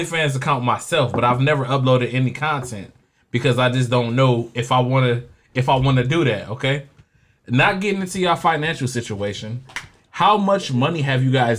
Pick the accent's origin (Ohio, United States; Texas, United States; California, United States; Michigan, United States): Michigan, United States; There we go. I'm from Michigan.